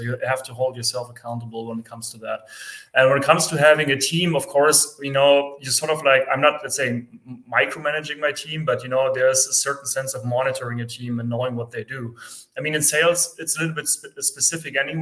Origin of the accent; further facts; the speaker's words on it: Germany; also born or lived in near Frankfurt; I am from Germany. I am based near Frankfurt